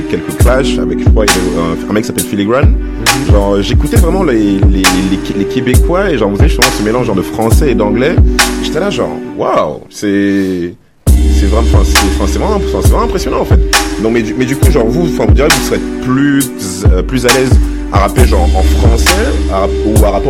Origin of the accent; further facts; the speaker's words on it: Paris, Île-de-France, France; moved away; je viens de Paris